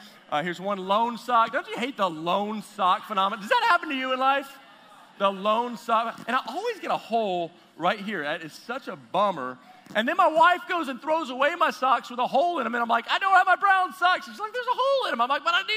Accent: Texas, United States; moved away; I am from Texas originally, from the South

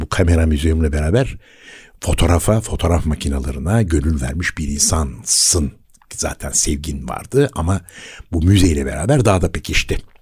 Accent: Istanbul, Turkey; bir Bakırköy doğma büyüme birisi olarak

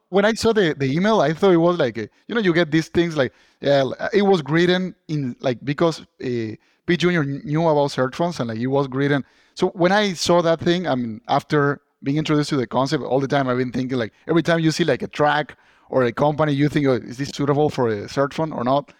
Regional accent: Argentina; moved away as an adult; now in Boston, United States; I'm originally from Argentina

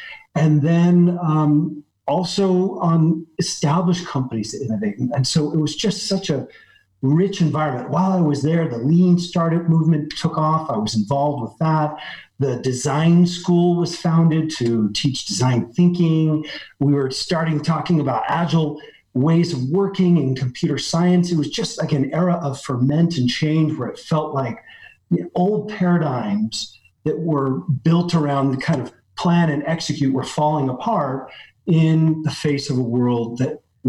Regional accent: West Coast, United States; now in Paris, France; I mean, I grew up on the West Coast of the United States. You can probably tell from my accent, but I live in Paris today.

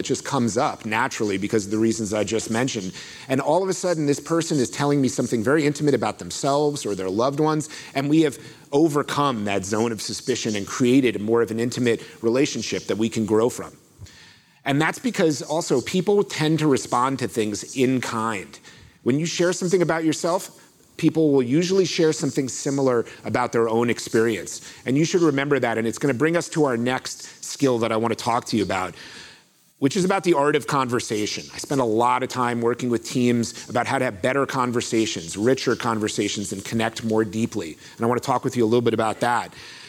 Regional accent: Florida, United States; I grew up in Florida, where I come from, it's this hot or hotter for most of the year, so it's no big deal.

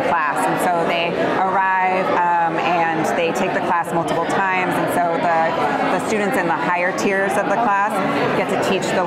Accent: Orange County, California, United States; I grew up here in Orange County

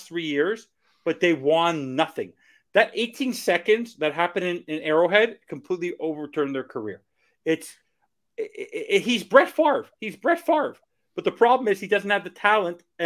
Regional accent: Montreal, Quebec, Canada; I'm from Montreal. I'm from Canada.

